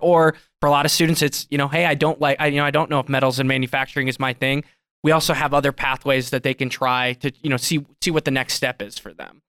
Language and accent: English; South Dakota, United States; now in Billings, United States; I grew up in South Dakota